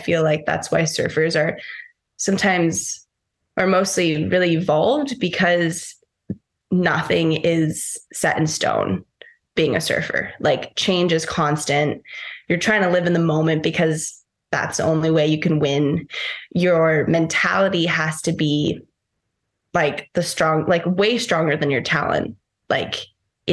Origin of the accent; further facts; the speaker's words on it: Costa Rica; also born or lived in Fiji; growing up in Costa Rica, but also having that time in Fiji